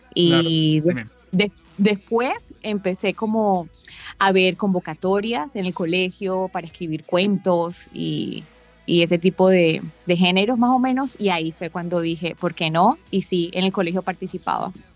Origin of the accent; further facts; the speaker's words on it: Barranquilla, Atlántico, Colombia; Yo me encuentro exactamente en Barranquilla, mi ciudad natal